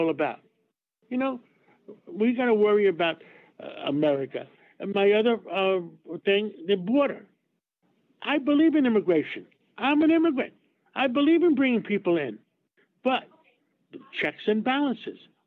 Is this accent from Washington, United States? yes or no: no; New York City, New York, United States; I grew up in Harlem